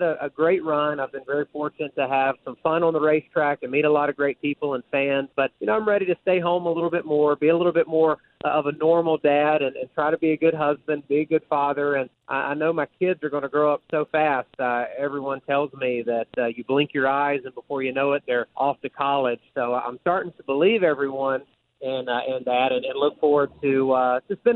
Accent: Unadilla, Georgia, United States; now in North Carolina, United States; I lived in a very rural community down in middle Georgia, in Unadilla, Georgia

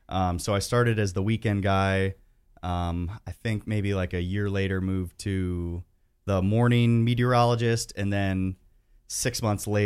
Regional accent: Columbus Grove, Ohio, United States; Ohio, uh, which is uh, Columbus Grove in between Lima and Findlay. So it's uh, just about an hour and a half north of here.

